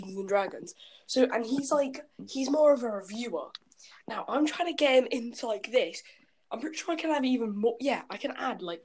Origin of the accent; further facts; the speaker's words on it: United Kingdom; I'm British.